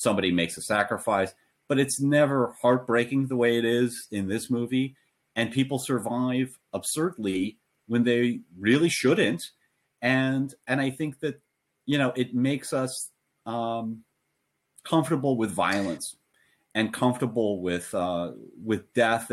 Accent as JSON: {"language": "English", "country": "United States", "said": "as an American"}